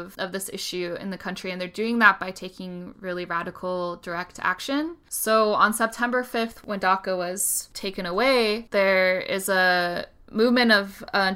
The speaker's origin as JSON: {"language": "English", "region": "Utah", "country": "United States", "tie": "born or raised there", "also_born_or_lived": "Spain", "said": "I grew up in Utah and I'm white."}